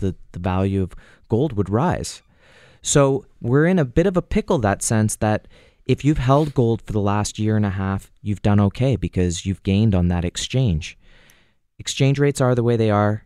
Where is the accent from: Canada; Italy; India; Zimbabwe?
Canada; as a Canadian, we can, as Canadians